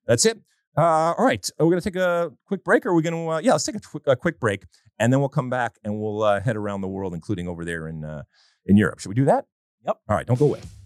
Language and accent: English; United States; we, as an American soccer playing nation